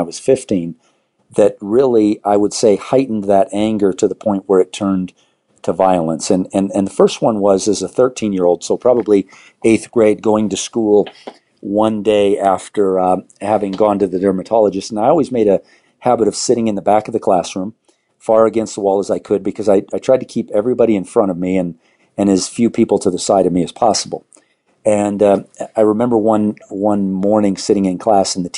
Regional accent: Southern California, United States; now in Arvada, United States; I grew up in Southern California

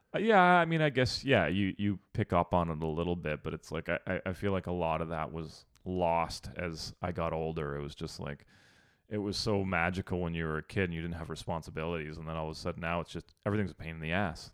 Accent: Sudbury, Ontario, Canada; moved away; I'm from Sudbury, which is Northern Ontario.

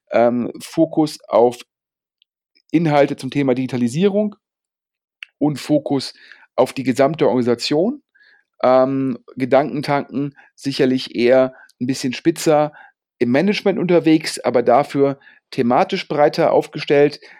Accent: Rhineland, Germany; freut mich natürlich als Rheinländer, ähm, wenn da auch noch mehr Venture Capital nach Köln und nach Düsseldorf fließt

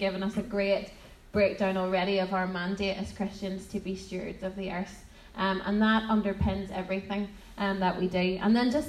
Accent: Portadown, Northern Ireland, United Kingdom; also born or lived in Lurgan / Guildford; I'm from Portadown for my sins, and now living in Guildford for my sins

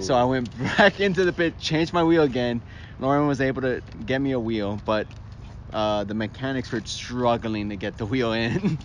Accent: Miami, Florida, United States; I'm from Miami

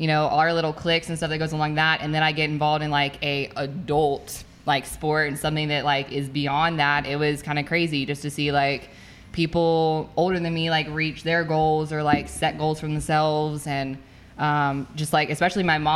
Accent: White House, Tennessee, United States; I grew up in White House most of my life, which it's a pretty small town.

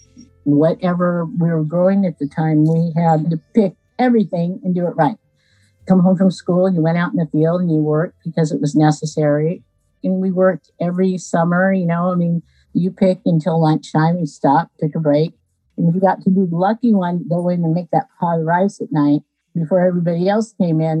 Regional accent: Aromas, California, United States; also born or lived in Watsonville, California; When I grew up in Aromas, there was a population of 408 people.

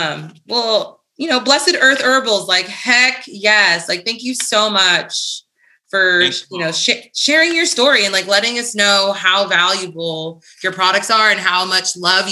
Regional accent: New Jersey, United States; being from the East Coast as well, I'm from New Jersey

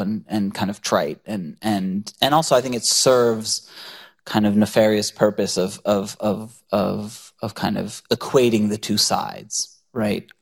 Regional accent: United States; I was raised in the United States and I'm culturally very American

